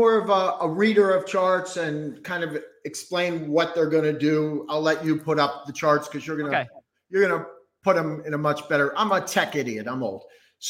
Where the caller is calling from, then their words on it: New Braunfels, Texas, United States; Right now, Texas, New Braunfels, Texas.